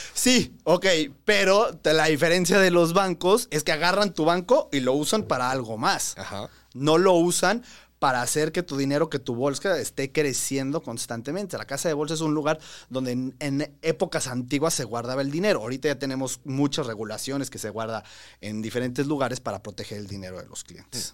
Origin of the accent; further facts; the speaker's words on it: Mexico; nosotros tenemos como mexicanos